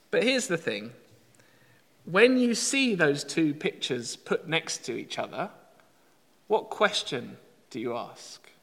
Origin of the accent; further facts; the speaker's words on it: United Kingdom; we're British